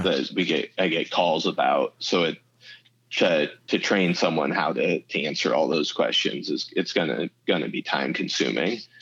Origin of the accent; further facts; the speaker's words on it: Iowa, United States; moved away as an adult; now in Arizona, United States; I moved from Iowa to to Arizona